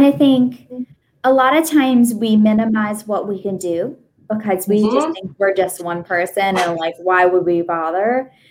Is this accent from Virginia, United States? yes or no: yes; Virginia, United States; I'm from Virginia.